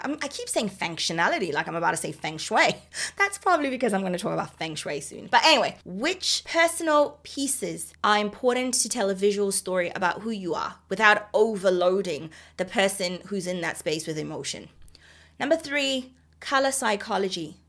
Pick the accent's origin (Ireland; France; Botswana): Botswana; now in Australia; I'm from Botswana